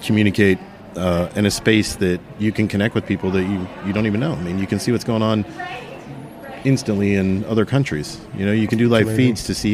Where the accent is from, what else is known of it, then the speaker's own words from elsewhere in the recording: Salt Lake City, Utah, United States; I grew up in Salt Lake City, Utah